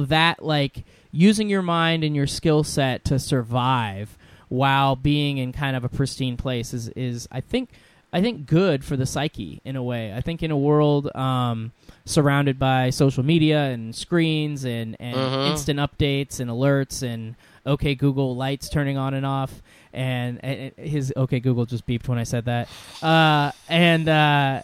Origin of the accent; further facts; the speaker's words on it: Washington, United States; I grew up here in Washington